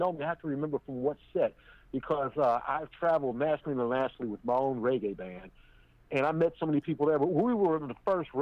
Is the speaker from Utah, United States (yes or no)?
no; Chicago, Illinois, United States; born or raised there; also born or lived in Oakland, California